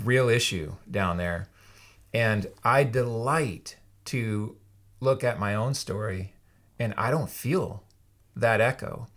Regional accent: Yakima, Washington, United States; I grew up in Yakima for the most part

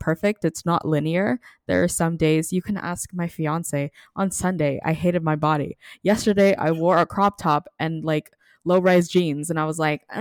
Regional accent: Philippines; To get to say that I'm Filipino is a gift. So thank you for that reminder. Our generation gets a little too sour but being Filipino is is wonderful.

